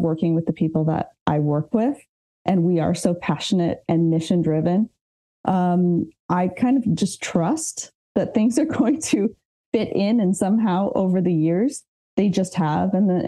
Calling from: southwest France, France; So I'm dialing in from Southwest France.

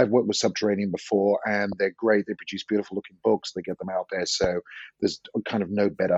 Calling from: Santa Cruz, California, United States; I'm talking from Santa Cruz, which is a kind of smallish university town about 70 miles south of San Francisco on the west coast of California.

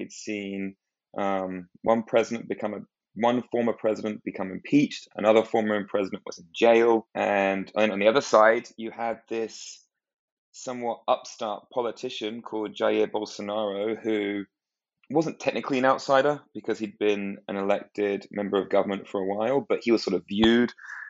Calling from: Washington, District of Columbia, United States; Hi, David. I'm also in Washington, D.C.

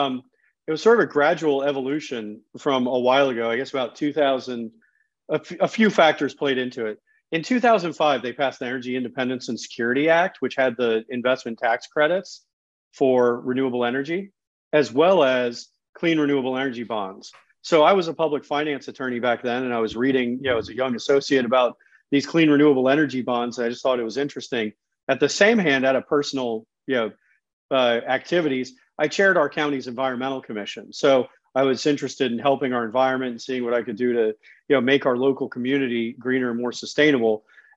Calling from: Long Branch, New Jersey, United States; Well, right now I'm in Long Branch, New Jersey.

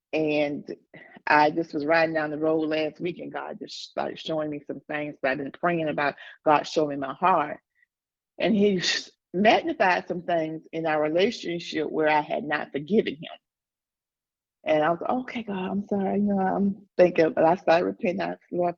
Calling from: Dallas, Texas, United States; I'm coming from Dallas, Texas.

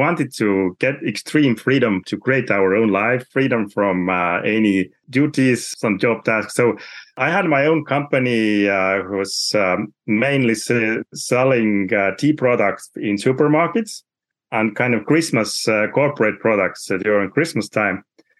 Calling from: Saare County, Estonia; I'm talking from Saaremaa, which is the biggest island in Estonia.

